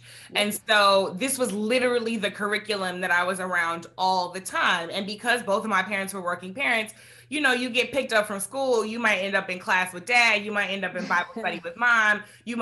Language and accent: English; St. Louis, Missouri, United States; growing up in St. Louis is, you know, a mid-sized city with a small town feel